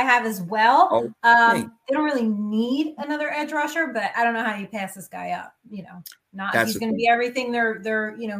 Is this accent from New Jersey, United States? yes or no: yes; New Jersey, United States; I'm from Jersey. We don't really pronounce words that great.